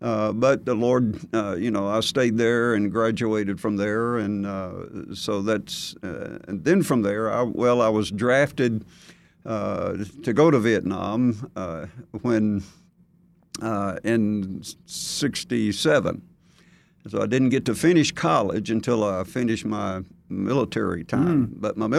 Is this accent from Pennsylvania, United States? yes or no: no; Gadsden, Alabama, United States; Alabama. Grew up there and a good Christian family. Dad worked at the steel plant and mom worked at home.